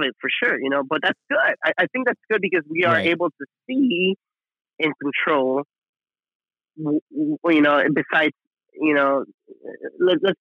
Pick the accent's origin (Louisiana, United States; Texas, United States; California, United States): Texas, United States; El Paso; moved away; So my hometown I am from El Paso, Texas.